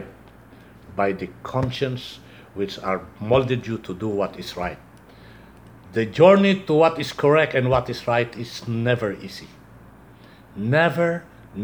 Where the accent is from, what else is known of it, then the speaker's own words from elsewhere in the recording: Philippines; we are Filipino